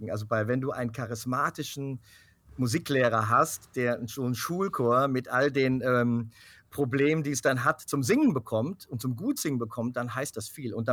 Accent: United States; Aber ich bin da auch in Amerika ja auch groß geworden, habe ja auch eine Zeit dort gelebt

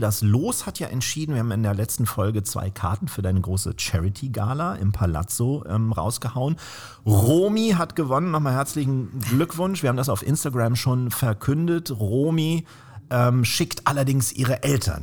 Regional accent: Northern Germany, Germany; bei uns in Norddeutschland

